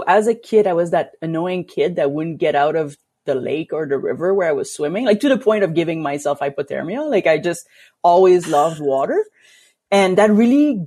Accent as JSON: {"language": "English", "region": "Quebec", "country": "Canada", "tie": "born or raised there", "moved": "yes", "lives_now": "Alberta, Canada", "said": "coming from Quebec, and I grew up kind of in a very like lake district"}